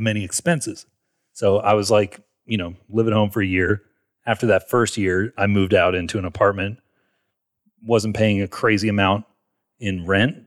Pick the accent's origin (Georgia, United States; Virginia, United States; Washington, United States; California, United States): Georgia, United States; Marietta; I grew up in Atlanta, Georgia, um, Marietta, which is just, it's a suburb north of Atlanta